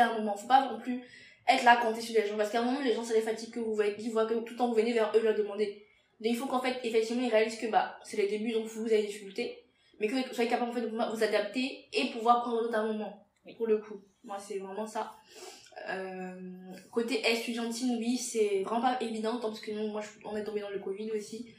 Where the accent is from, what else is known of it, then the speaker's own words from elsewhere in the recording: Benin; moved away as an adult; also born or lived in Togo; now in France; je suis béninoise